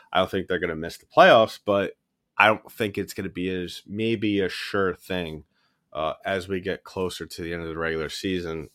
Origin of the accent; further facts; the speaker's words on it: New York City, New York, United States; moved away; my hometown of New York City